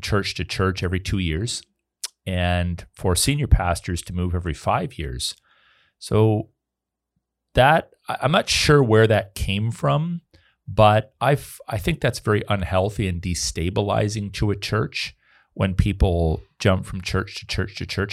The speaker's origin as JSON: {"language": "English", "country": "Canada", "said": "I'm a Canadian"}